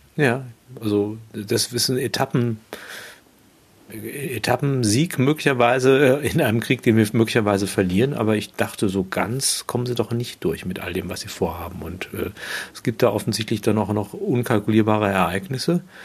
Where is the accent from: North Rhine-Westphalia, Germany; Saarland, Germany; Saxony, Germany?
North Rhine-Westphalia, Germany; Unna; Ich wurde in Unna geboren